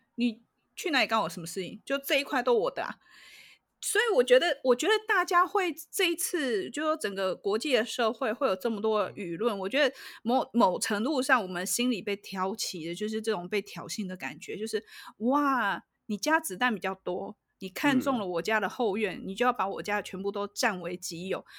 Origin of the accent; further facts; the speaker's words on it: Taiwan; 我们台湾